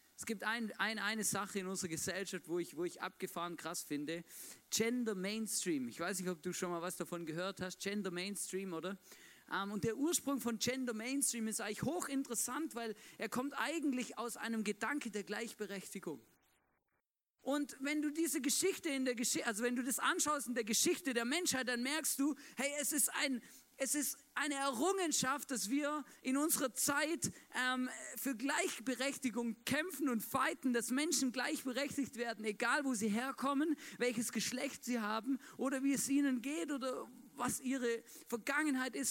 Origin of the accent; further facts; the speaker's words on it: Swabia, Germany; moved away; ich bin ja gebürtiger Schwabe